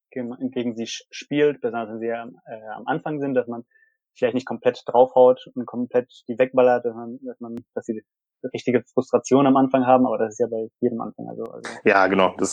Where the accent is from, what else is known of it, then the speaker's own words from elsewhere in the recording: Aachen, North Rhine-Westphalia, Germany; auch mal ein bisschen als, als Community, als Aachener